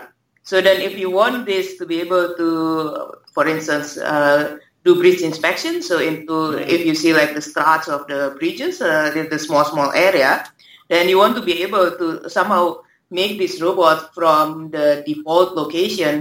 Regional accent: Indonesia; moved away as an adult; also born or lived in Singapore; now in Australia; I grew up in Indonesia

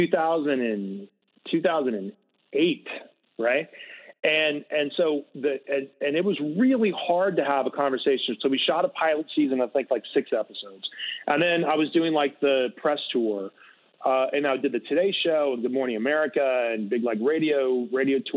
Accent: Greenville, South Carolina, United States; moved away as an adult; also born or lived in New York City; now in California, United States; my hometown of Greenville, South Carolina.

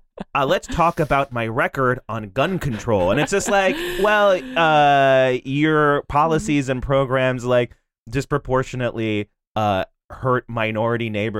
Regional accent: New Jersey, United States; moved away; also born or lived in Boston, Massachusetts; I'm from New Jersey, but I lived in Boston for 5 years.

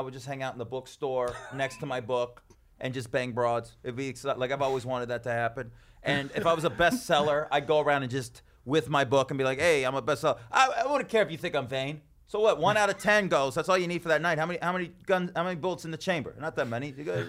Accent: Dallas, Texas, United States; Yeah, I was born and raised in Dallas.

